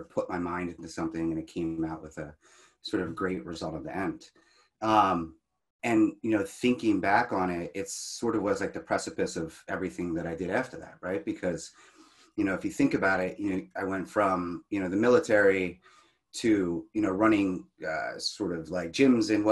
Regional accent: Philadelphia, Pennsylvania, United States; I grew up in Philadelphia, sort of broken household sort of environment

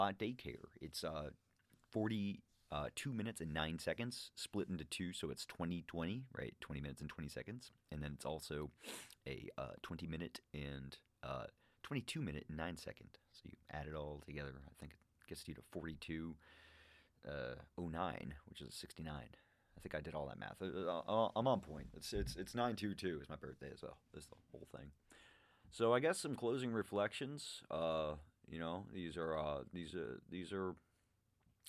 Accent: Massachusetts, United States; I'm from Massachusetts

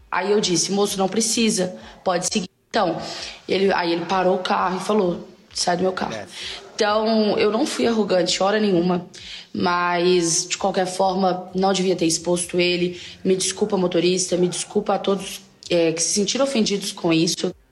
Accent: Belo Horizonte, Minas Gerais, Brazil; moved away as an adult; now in São Paulo, Brazil; para quem não sabe, eu sou de Belo Horizonte, aqui eu tenho meu carro, tenho minha estrutura. Me mudei para São Paulo tem um mês e poucos dias

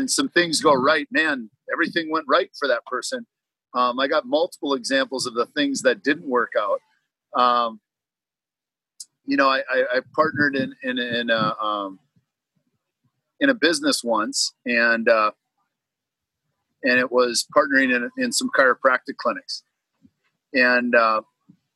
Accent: Minnesota, United States; moved away as an adult; now in Florida, United States; I grew up in Minnesota, and finally, after 38 years of freezing

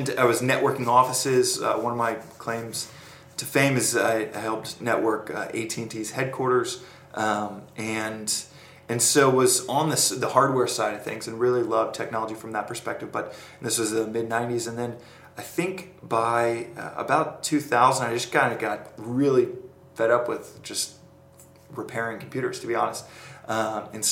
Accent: Dallas, Texas, United States; moved away as an adult; also born or lived in Austin; now in San Francisco, United States; I grew up in Dallas in Austin, yeah. So grew up in Dallas, and then was in Austin building out Tilt

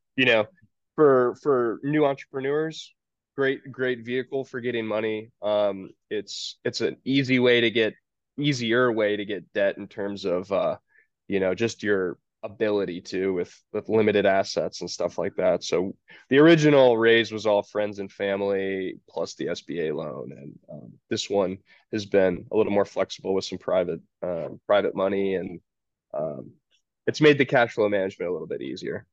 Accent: Georgia, United States; also born or lived in Tacoma, Washington; I'm from Georgia, so we'd come home to visit my parents

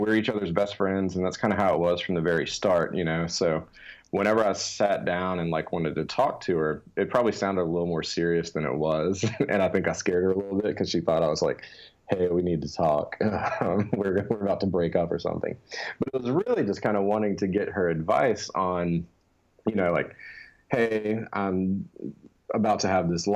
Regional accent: Louisiana, United States; I'm from Louisiana, born and raised

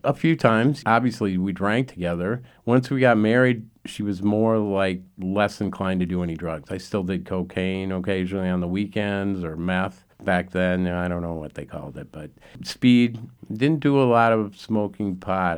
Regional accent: Minneapolis, Minnesota, United States; I was raised in South Minneapolis.

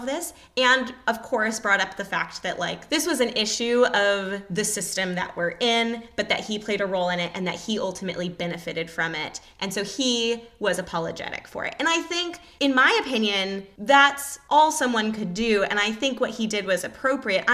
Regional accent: California, United States; being from California

